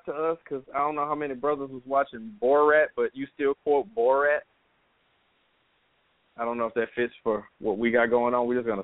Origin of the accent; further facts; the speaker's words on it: Louisiana, United States; we're from Louisiana